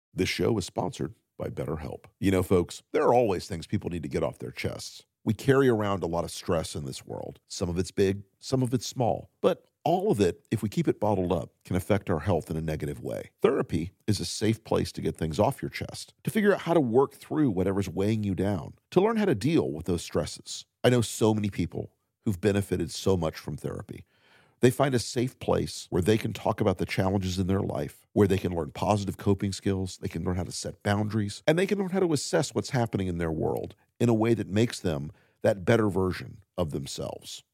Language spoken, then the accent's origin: English; the South, United States; as a Southerner